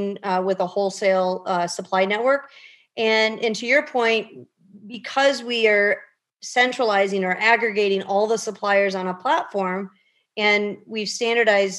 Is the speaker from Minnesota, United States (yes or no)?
no; Chicago, Illinois, United States; I'm born and raised in the Chicagoland area.